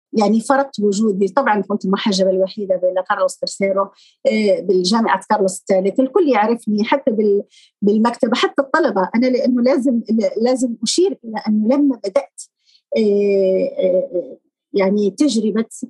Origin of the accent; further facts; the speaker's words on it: Morocco; moved away as an adult; now in Spain; المغرب نحن ندرس اللغة الفرنسية